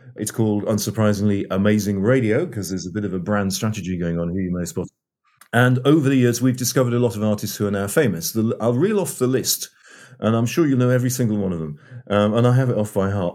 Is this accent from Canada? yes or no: no; North East England, United Kingdom; moved away as an adult; also born or lived in Oxford / London; I'm English, born and raised in the northeast of England